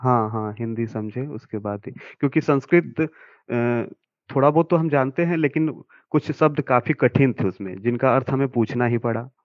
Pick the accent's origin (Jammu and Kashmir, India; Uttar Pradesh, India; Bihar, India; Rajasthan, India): Bihar, India; Karamnasa; मैं कैमूर ज़िले से हूँ कैमूर ज़िले में एक प्रखंड है दुर्गावती वहीं पे करमनासा नामक एक जगह है